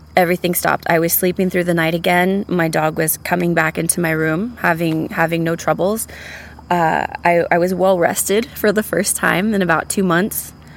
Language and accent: English; San Antonio, Texas, United States; now in Austin, United States; I'm originally from San Antonio, Texas. I've lived in Austin for the better part of 15 years now